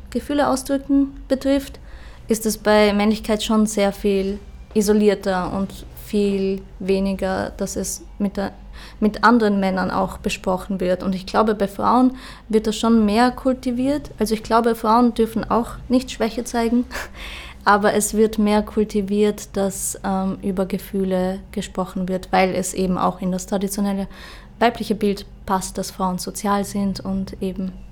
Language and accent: German; Austria; Also ich bin auch ähm, am Land aufgewachsen in Österreich und da, was ich so, ich habe zwei ältere Brüder